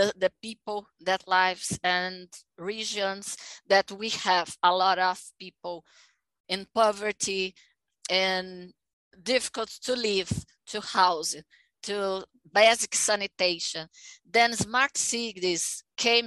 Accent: Aracaju, Sergipe, Brazil; English is a second language; now in São Paulo, Brazil; I was born in Aracaju

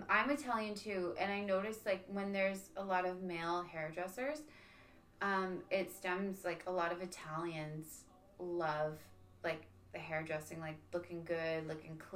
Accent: Niagara Falls, Ontario, Canada; growing up in Niagara

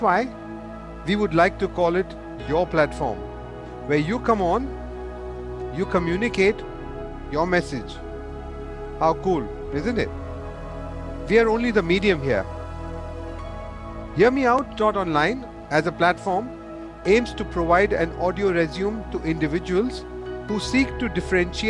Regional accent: Mumbai, Maharashtra, India; moved away as an adult; also born or lived in Dubai, United Arab Emirates; now in Australia; I was born and I was brought up in Mumbai, in India.

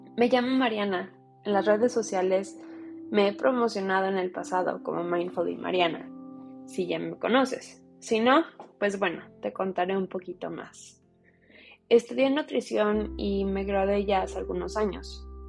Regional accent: United States; Soy una mujer mexicana que nació y creció en los Estados Unidos

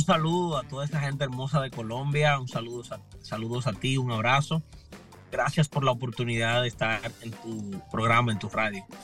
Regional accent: Higüey, La Altagracia, Dominican Republic; moved away as an adult; also born or lived in Santo Domingo, Dominican Republic; now in Lynn, United States; yo nací en la República Dominicana, específicamente en una ciudad al este de República Dominicana que se llama Higüey, Punta Cana

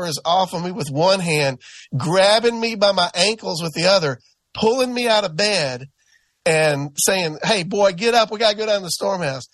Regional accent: the South, United States; growing up in the South

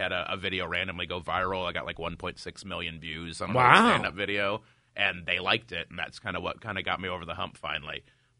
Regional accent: near Chicago, Illinois, United States; I grew up near Chicago

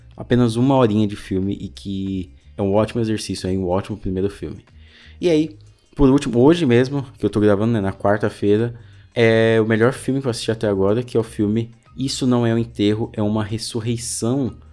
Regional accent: São Paulo, Brazil; Eu sou de São Paulo, da cidade de São Paulo, só que eu moro no extremo leste

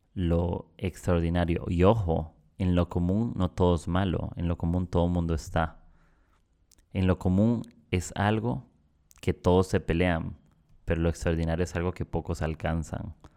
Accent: Costa Rica; moved away as an adult; now in Peru; yo soy de Costa Rica y estoy viviendo acá en Perú

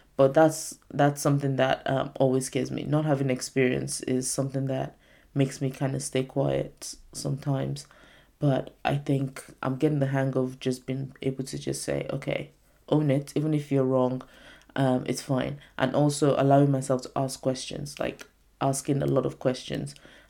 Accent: United Kingdom; I'm not saying like being British, like there's no respect for older people. There's more of a thing about it in my Nigerian culture

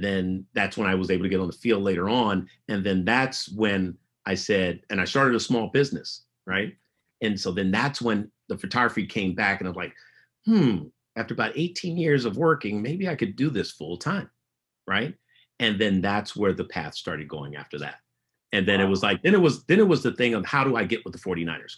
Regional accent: San Francisco, California, United States; growing up in San Francisco as a teenager

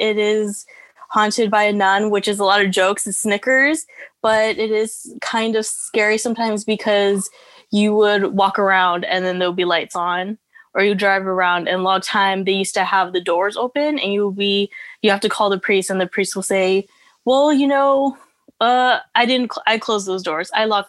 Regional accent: Fresno, California, United States; artist, whatever. I grew up in Fresno.

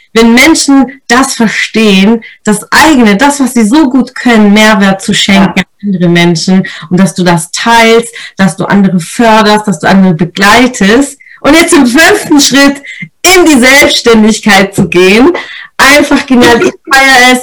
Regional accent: Italy; als Italienerin

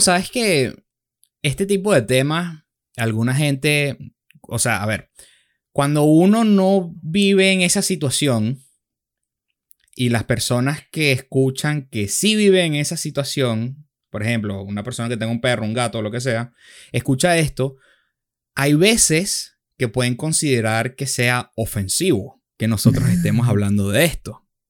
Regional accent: Venezuela; nosotros somos venezolanos

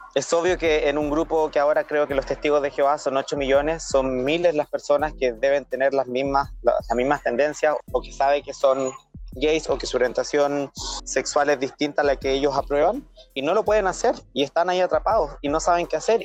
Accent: Chile; moved away as an adult; now in Australia; soy chileno, pero actualmente estoy residiendo en Australia hace ya casi un año y medio.

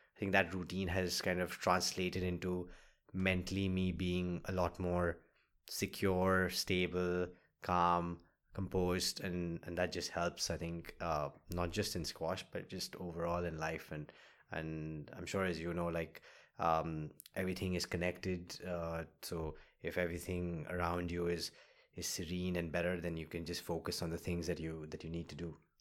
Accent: Kolkata, West Bengal, India; born or raised there

